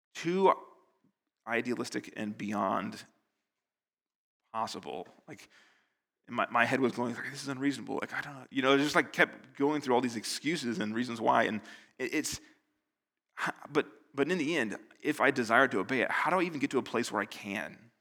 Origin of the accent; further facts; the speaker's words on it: United States; now in Northern Ireland, United Kingdom; I'm American